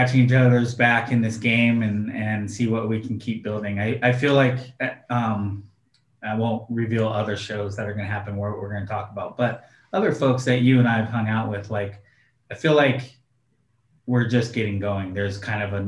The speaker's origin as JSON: {"language": "English", "region": "Oregon", "country": "United States", "said": "I'm from Oregon"}